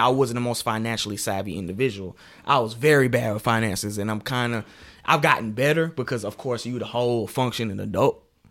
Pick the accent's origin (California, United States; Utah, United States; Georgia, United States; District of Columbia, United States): Georgia, United States; Decatur; also born or lived in Atlanta, Georgia / Lithonia, Georgia / New York, New York; now in Macon, United States; I was raised in Decatur